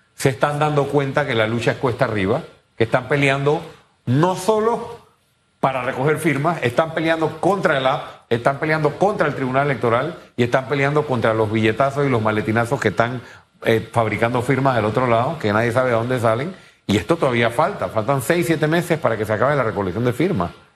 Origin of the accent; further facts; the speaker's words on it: Panama; muchos panameños